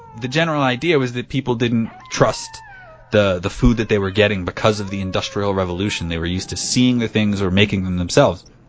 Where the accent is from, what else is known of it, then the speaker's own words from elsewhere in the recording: Pomona, New Jersey, United States; my hometown is in New Jersey